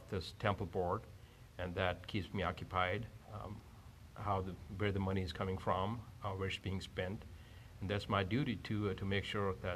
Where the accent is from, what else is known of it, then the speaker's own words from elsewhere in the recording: India; now in Buena Park, United States; I grew up among Masons in India